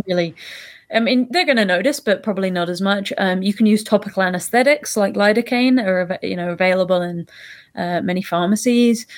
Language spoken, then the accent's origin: English; United Kingdom; now in Toronto, Canada; I'm from the U K originally, as you can probably hear in my accent